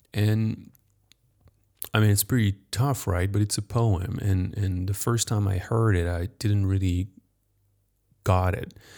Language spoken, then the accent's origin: English; France; English is a second language; moved away as an adult; now in United States; I was born in France